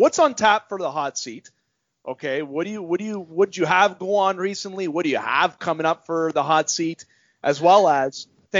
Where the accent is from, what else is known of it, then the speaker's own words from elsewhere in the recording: Canada; in terms of being a Canadian.